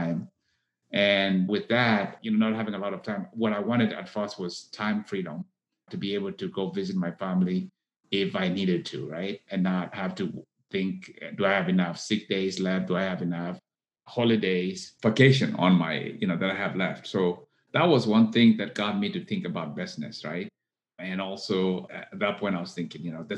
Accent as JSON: {"language": "English", "country": "Kenya", "tie": "born or raised there", "moved": "as an adult", "lives_now": "Texas, United States", "said": "I was born in Kenya. I came to the U.S. to go to college here in Texas."}